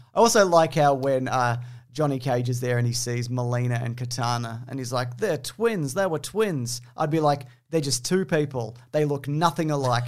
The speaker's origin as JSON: {"language": "English", "country": "New Zealand", "said": "I'm from New Zealand"}